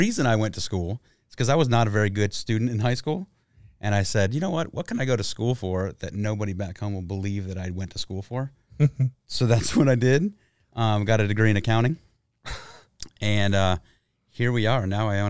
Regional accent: Texas, United States; also born or lived in Detroit; Moved to Texas when I was 8 and grew up in South Texas. Work brought me here.

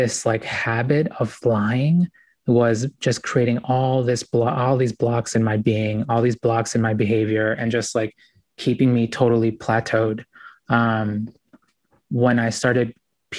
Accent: United States; also born or lived in Ecuador; We came here when I was about 4 years old

